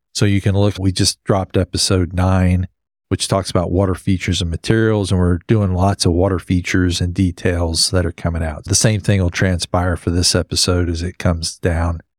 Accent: West Texas, United States; I grew up in West Texas

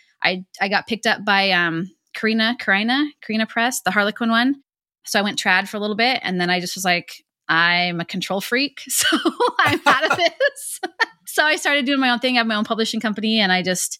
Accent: North Idaho, United States; moved away; I'm from North Idaho

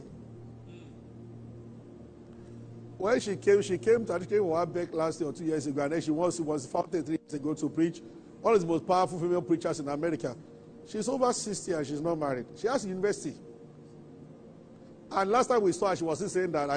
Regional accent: Abeokuta, Ogun State, Nigeria; I grew up in Abeota

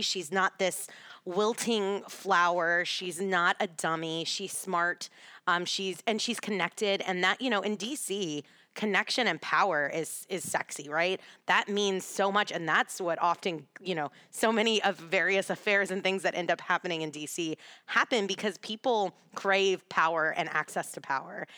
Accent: Texas, United States; now in Washington, D.C., United States; growing up in Texas

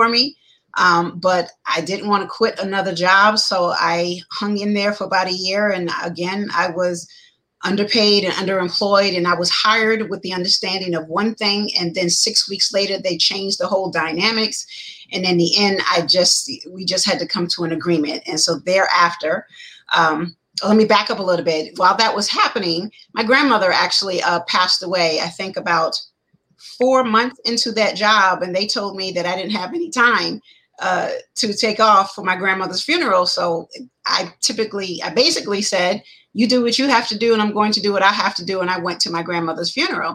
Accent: New York, United States; moved away as an adult; also born or lived in Charleston, South Carolina / Pennsylvania; now in Georgia, United States; I am originally from New York. Depending on who you ask, I grew up partly in New York and was born in New York and grew up partly in Charleston, South Carolina

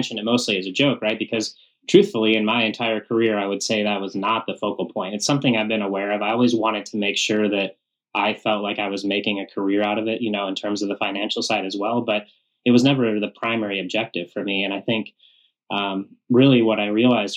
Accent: Western Colorado, United States; growing up in Western Colorado

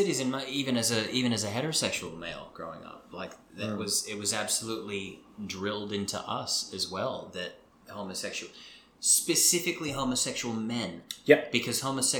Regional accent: New York, United States; But because I come from New York...

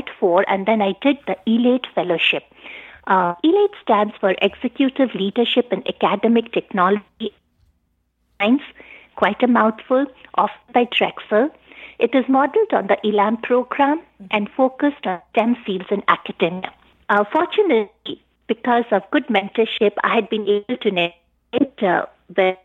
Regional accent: India; moved away as an adult; now in United States; I was born in India. I did my medical school and MD from India

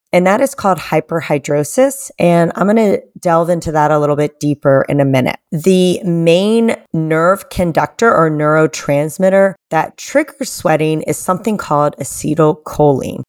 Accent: Atlanta, Georgia, United States; my hometown of Atlanta

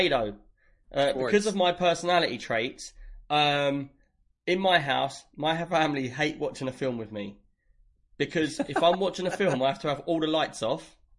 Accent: London, United Kingdom; I'm not Cockney. I'm from West London. I just sound like I'm from East London.

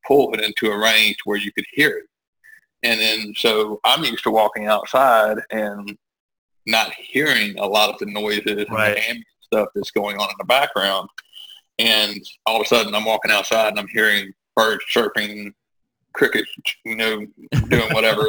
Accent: Millbrook, Alabama, United States; I moved back to my hometown, which is Millbrook, Alabama

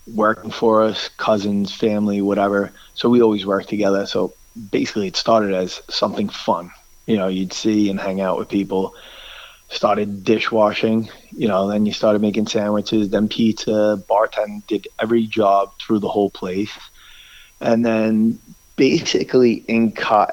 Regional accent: New York City, New York, United States; I grew up in Staten Island, basically born and raised

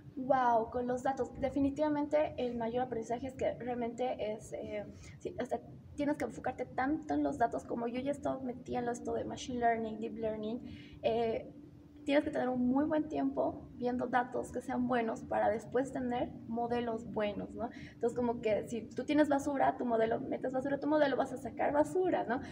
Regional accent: Bolivia; soy de Bolivia

